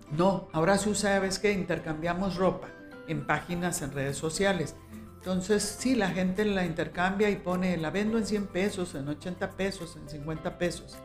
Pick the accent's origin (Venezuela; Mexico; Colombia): Mexico; Guamúchil, Sinaloa; now in Guadalajara, Mexico; de aquellos años de Guamúchil, Sinaloa, de donde soy yo